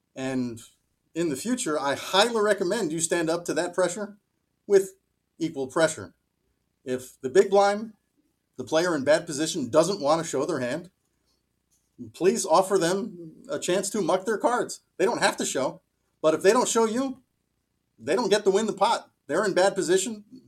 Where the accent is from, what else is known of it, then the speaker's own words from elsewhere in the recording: Miami Beach, Florida, United States; now in Schenectady, United States; I grew up in Miami Beach